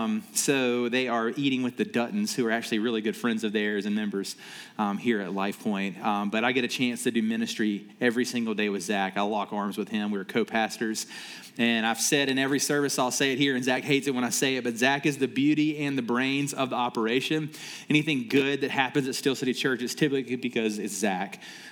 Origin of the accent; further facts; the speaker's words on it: Columbia, South Carolina, United States; accent: southern; moved away as an adult; now in Pittsburgh, United States; pastor of Steel City Church. You can probably tell I'm not from Pittsburgh. Got a little bit of a southern accent that you'll hear come out as I get going. I'm originally from Columbia, South Carolina. Moved out to Pittsburgh about 3 years ago now